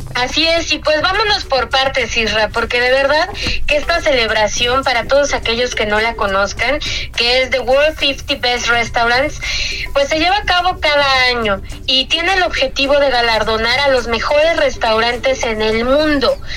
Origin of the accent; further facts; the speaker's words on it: Mexico; como mexicanos